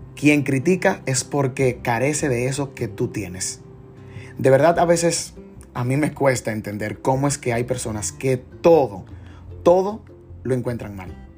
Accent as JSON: {"language": "Spanish", "country": "Dominican Republic", "said": "como buen dominicano"}